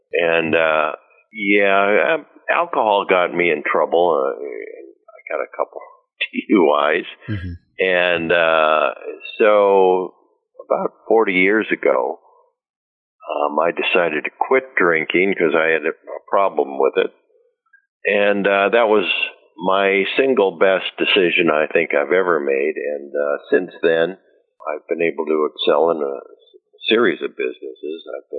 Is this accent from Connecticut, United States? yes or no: no; Chicago, Illinois, United States; moved away as an adult; now in Riverside, United States; Well, probably starting in college, you know, I moved from Chicago to Riverside, and I wasn't really interested in school that much.